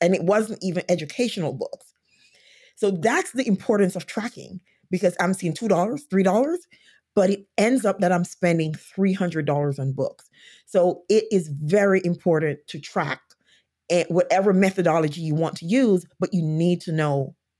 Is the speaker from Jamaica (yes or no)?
yes; Jamaica; now in United States; I came to this country from Jamaica, went to college, and then I was hired and went to a state where I did not know anyone.